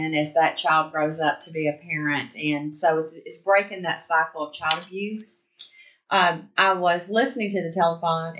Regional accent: Humboldt, Tennessee, United States; also born or lived in Jackson, Tennessee; I grew up in West Tennessee. I'm originally from Humboldt

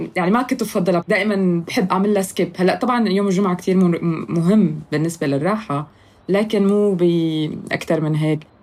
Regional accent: Syria; moved away; كسوريين أو مبعدين أو مهاجرين

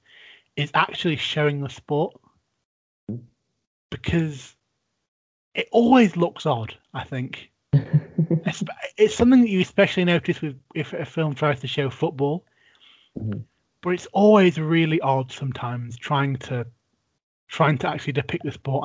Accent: England, United Kingdom; grew up in England

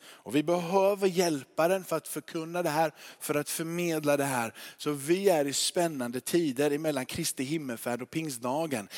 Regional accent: Småland, Sweden; accent: Småland dialect; now in Kåhög, Sweden; min småländska

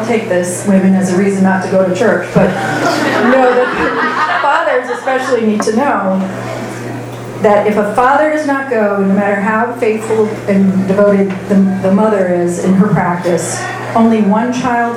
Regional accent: Fort Wayne, Indiana, United States; I grew up in Fort Wayne, Indiana.

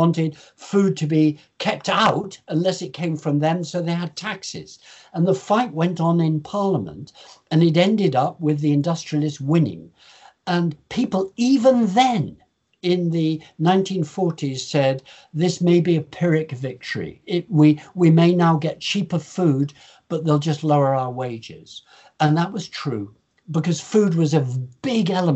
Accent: Lincoln, East Midlands, United Kingdom; also born or lived in Pennines; I was born in Lincoln, on the top of the hill in Lincoln.

